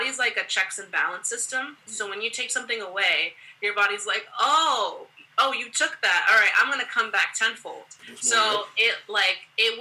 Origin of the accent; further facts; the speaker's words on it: United States; I am Haitian American, first generation in the States, and, you know, my mom and my dad, they grew up in Haiti